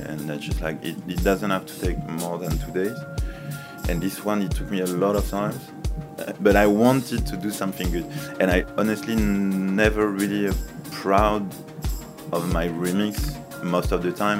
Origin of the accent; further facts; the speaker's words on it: Reims, Grand Est, France; English is a second language; my hometown in, in Reims